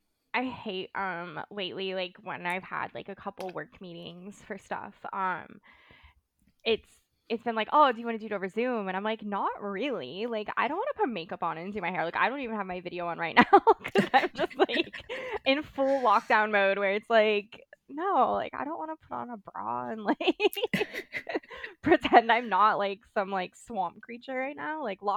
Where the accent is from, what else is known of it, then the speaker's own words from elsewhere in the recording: California, United States; accent: Valley Girl; now in Australia; but also living in Australia, my Valley Girl accent isn't as nasally as it used to be. It used to be way worse.